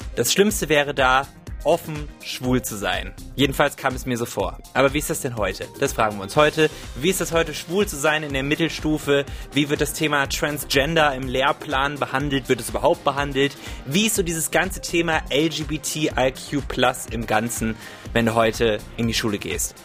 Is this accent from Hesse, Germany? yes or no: yes; Wiesbaden, Hesse, Germany; moved away; ich komme aus Wiesbaden ursprünglich